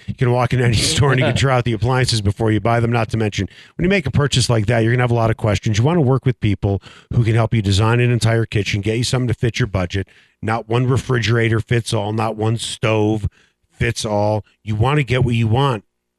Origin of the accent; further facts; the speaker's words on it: Chicago, Illinois, United States; now in Denver, United States; I'm from Chicago.